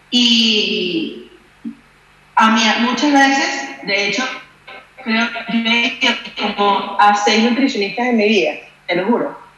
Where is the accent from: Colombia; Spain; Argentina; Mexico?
Spain; Yo soy española, siempre va a ser más piernona que el resto del mundo, ¿sabes?